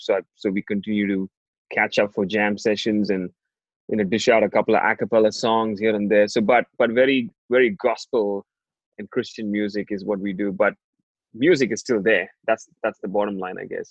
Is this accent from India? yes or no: yes; India; growing up in India, you, you know, you're a teenage boy